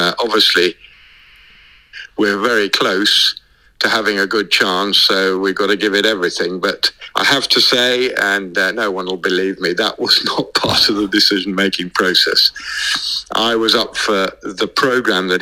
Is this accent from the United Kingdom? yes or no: yes; England, United Kingdom; I'm an English trainer